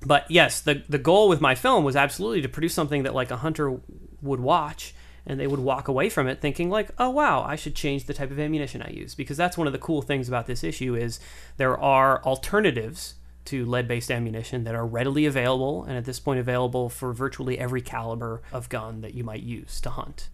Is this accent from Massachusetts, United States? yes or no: yes; Boston, Massachusetts, United States; I grew up in the Boston area